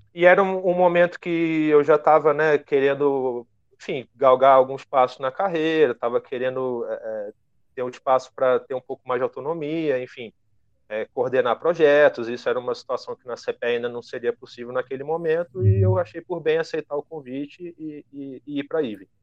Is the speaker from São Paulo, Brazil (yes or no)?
no; Petrópolis, Rio de Janeiro, Brazil; Eu, na verdade, sou nascido no Rio, mas morei boa parte da minha adolescência em Petrópolis, na Serra do Rio de Janeiro, que é onde eu estou nesse momento